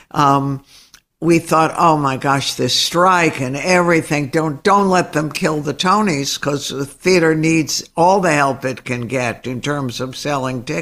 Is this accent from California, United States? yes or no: no; Dallas, Texas, United States; I grew up in Dallas.